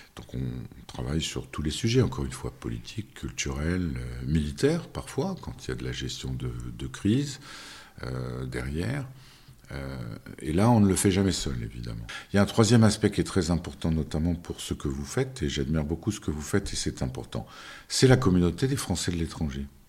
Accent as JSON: {"language": "French", "country": "France", "also_born_or_lived": "Russia / China / Turkey", "moved": "as an adult", "said": "quand on est français"}